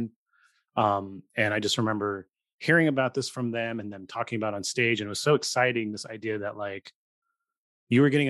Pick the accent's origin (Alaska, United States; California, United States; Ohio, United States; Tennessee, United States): California, United States; Gilroy; also born or lived in San Jose; now in Sacramento, United States; I grew up in Gilroy and lived in San Jose, now Sacramento